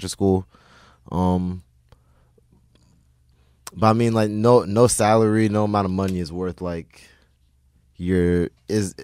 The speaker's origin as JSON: {"language": "English", "region": "Texas", "country": "United States", "tie": "born or raised there", "also_born_or_lived": "Ghana", "said": "growing up in Texas"}